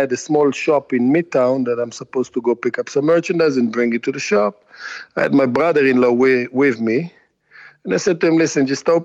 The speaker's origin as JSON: {"language": "English", "country": "Israel", "tie": "born or raised there", "moved": "as an adult", "lives_now": "United States", "said": "growing up in Israel, my mother is a custom tailor"}